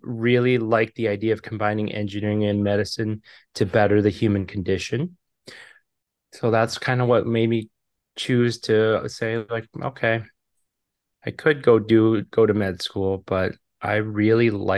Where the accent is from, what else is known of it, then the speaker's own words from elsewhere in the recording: Michigan, United States; moved away; I'm from Michigan, originally is what I call home. We've moved and lived all over